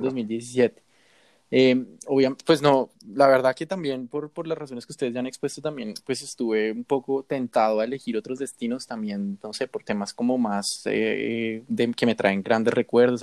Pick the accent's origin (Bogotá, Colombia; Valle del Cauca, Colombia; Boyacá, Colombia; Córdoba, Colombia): Bogotá, Colombia; nos encontramos con otra bogotana que estaba feliz de escuchar nuestro acento